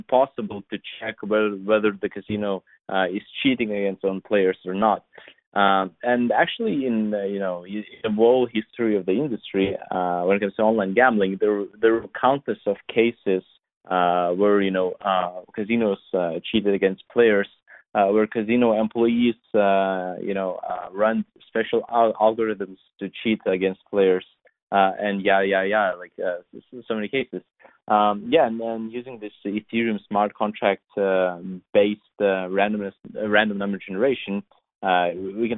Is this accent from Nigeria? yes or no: no; Lithuania; English is a second language; I was born and raised in Europe. So it's like a small country next to Baltic Seas, Vilnius